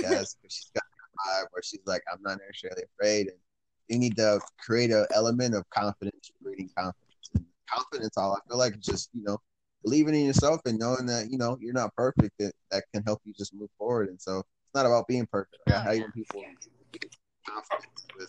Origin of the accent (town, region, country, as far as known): Detroit, Michigan, United States; born or raised there; also born or lived in Clinton Township, Michigan